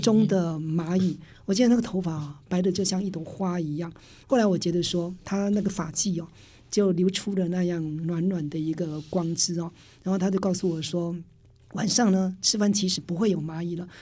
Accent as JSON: {"language": "Chinese", "country": "Taiwan", "tie": "born or raised there", "said": "我就是客家庄长大的小孩子"}